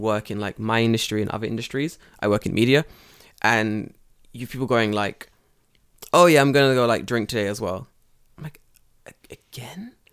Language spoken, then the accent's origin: English; London, United Kingdom; moved away as an adult; now in Japan; So I'm from London, and I've been living in Japan for about three years now